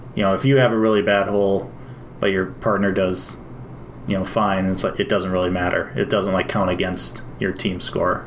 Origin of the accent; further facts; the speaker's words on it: Wisconsin, United States; grew up in Wisconsin